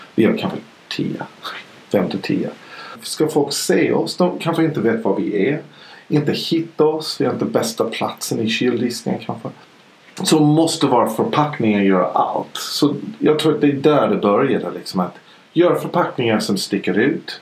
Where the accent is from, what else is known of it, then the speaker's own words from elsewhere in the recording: Idaho, United States; Swedish is a second language; now in Sweden; jag är ju född i, i Idaho i USA. Då åt man kött hela tiden